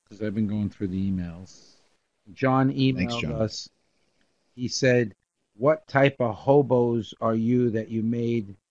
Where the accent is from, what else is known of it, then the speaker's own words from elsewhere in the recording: New York, United States; we grew up in New York.